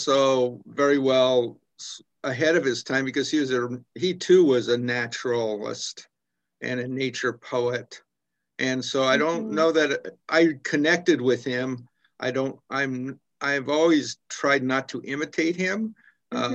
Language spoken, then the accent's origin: English; United States; moved away as an adult; now in Kingston, Canada; I'm from the States originally